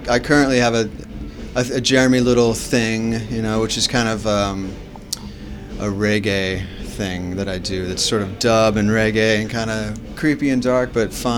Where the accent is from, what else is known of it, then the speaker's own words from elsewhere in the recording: Dayton, Ohio, United States; my hometown, Dayton, Ohio